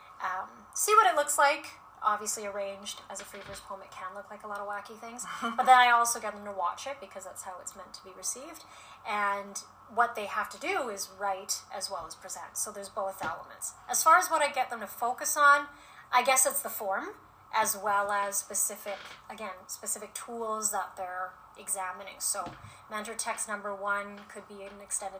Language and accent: English; United States; now in Edmonton, Canada; being Asian American and a woman